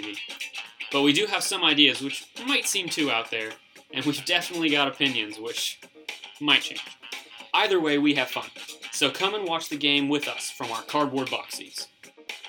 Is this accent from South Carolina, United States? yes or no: yes; Charleston, South Carolina, United States; I'm from Chucktown, also known as Charleston, South Carolina